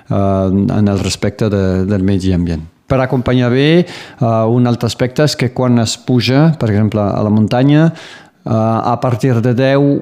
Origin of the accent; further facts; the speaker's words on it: Baho, Occitania, France; moved away as an adult; also born or lived in Perpignan; now in Conflent, France; Vaig néixer al Riberal, doncs a Perpinyà directament, i després eh, de tota la vida, fins a que tingués 18 o 20 anys, eh, vaig viure doncs, al poble de Bau, al Riberal